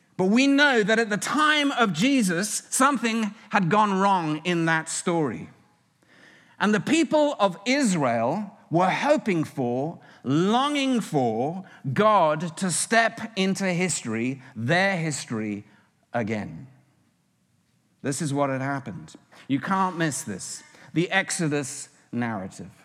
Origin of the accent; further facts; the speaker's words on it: United Kingdom; now in United States; As a Brit